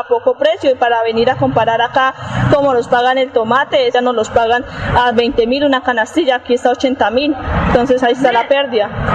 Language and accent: Spanish; southern Santander, Colombia; Yo soy del sur de Santander